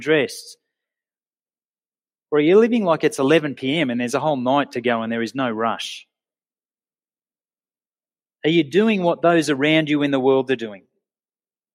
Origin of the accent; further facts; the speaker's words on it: Sydney, New South Wales, Australia; moved away as an adult; now in Orange, Australia; I grew up in Sydney in the 70s and 80s